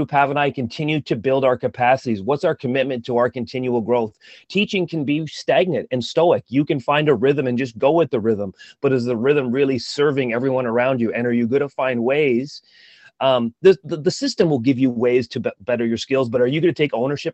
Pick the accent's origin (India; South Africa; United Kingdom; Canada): Canada; Ottawa, Ontario; moved away as an adult; now in Toronto, Canada; I'm from Ottawa